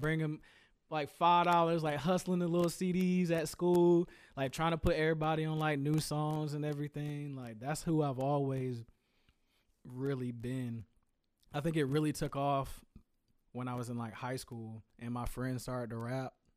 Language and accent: English; Greensboro, North Carolina, United States; I told you I'm from Greensboro